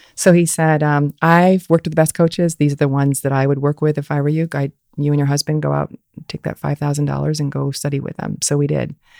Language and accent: English; Fort Wayne, Indiana, United States; moved away as an adult; also born or lived in Ann Arbor, Michigan; I grew up in Fort Wayne, Indiana